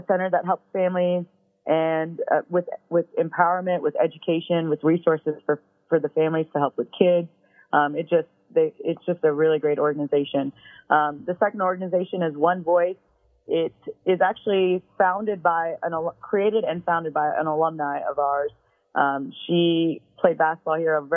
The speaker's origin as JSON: {"language": "English", "town": "Kansas City", "country": "United States", "moved": "yes", "said": "I'm actually from Kansas City"}